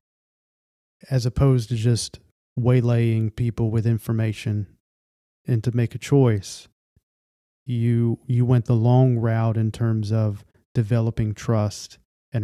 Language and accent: English; United States; I'm very familiar with the United States of America, and I grew up in an environment that was very, very much Christian faith